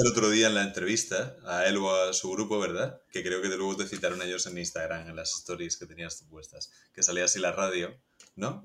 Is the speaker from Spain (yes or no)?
yes; Region of Murcia, Spain; yo soy murciano